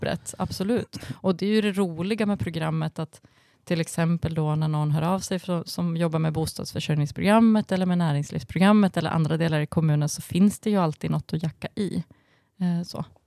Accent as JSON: {"language": "Swedish", "town": "Falun", "region": "Dalarna County", "country": "Sweden", "tie": "born or raised there", "said": "i Falun där jag växte upp"}